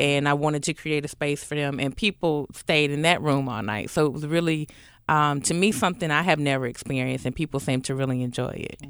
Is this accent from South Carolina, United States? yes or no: no; Atlanta, Georgia, United States; my hometown, Atl-, Atlanta.